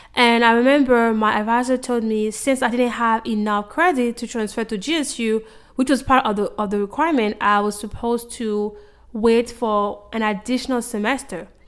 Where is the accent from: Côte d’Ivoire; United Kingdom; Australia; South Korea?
Côte d’Ivoire; moved away as an adult; now in United States; growing up in Ivory Coast.